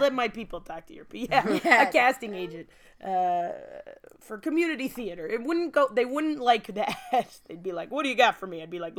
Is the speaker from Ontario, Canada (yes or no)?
yes; Welland, Ontario, Canada; Yeah. We're both Wellanders.